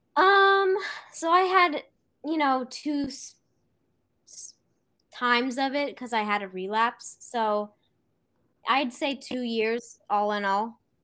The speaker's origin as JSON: {"language": "English", "town": "Santa Cruz", "region": "California", "country": "United States", "said": "I am from Santa Cruz, California."}